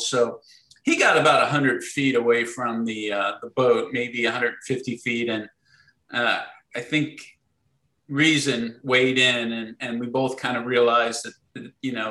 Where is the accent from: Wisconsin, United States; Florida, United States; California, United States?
Florida, United States; Sarasota; I grew up in Sarasota, Florida